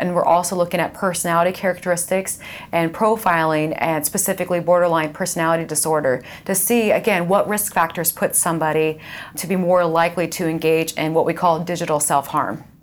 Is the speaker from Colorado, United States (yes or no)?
no; Indiana, United States; I grew up in Indiana. So I grew up about fifteen miles away from here on a farm.